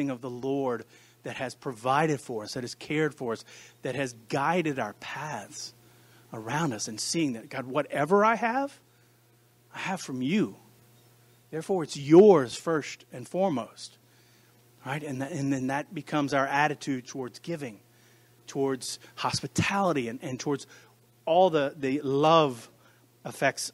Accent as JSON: {"language": "English", "country": "United States", "said": "I speak as an American to Americans in the American church"}